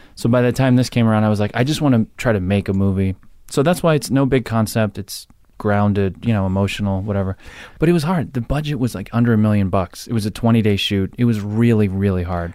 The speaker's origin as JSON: {"language": "English", "area": "Jersey Shore", "region": "New Jersey", "country": "United States", "said": "I'm from Jersey Shore"}